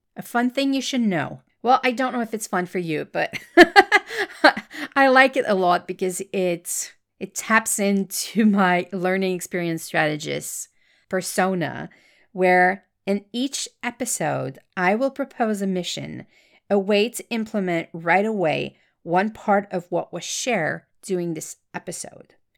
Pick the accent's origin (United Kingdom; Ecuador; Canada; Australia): Canada; Quebec; accent: French Canadian; English is a second language; I am French Canadian. That's why you will hear a slight accent in my voice